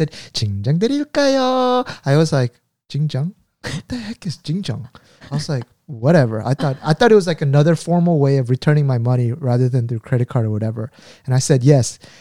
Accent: United States; I grew up in the States

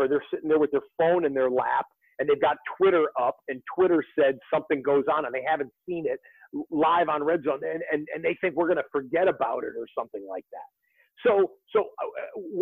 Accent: Detroit, Michigan, United States; I'm 48 years old and I grew up in the Detroit area.

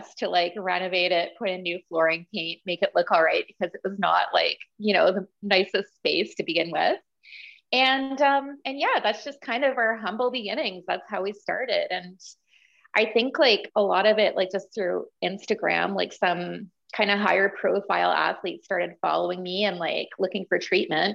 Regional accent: Sault Ste. Marie, Ontario, Canada; now in Ottawa, Canada; I'm originally from Sault Ste. Marie, Ontario. So like way up north, about 9 hours from Ottawa

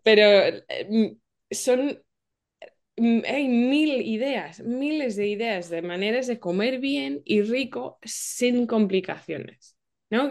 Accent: England, United Kingdom; yo soy de Inglaterra

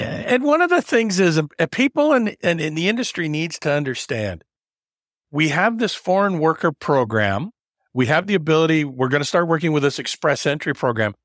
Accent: Canada; I'm only a third generation Canadian

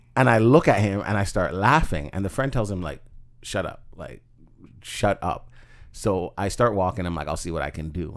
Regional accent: Toronto, Ontario, Canada; I grew up in Scarborough

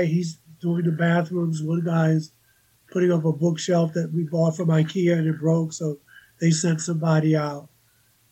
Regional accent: New York, United States; moved away as an adult; I was there for almost 30 years. I know. I'm a New Yorker.

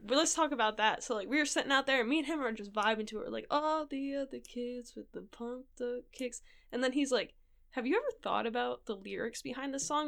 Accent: Rhode Island, United States; moved away as an adult; now in Japan; back home, I'm from Rhode Island

